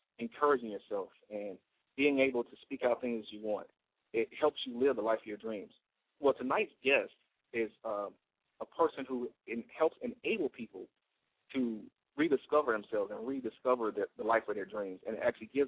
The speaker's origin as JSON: {"language": "English", "country": "United States", "said": "as an American"}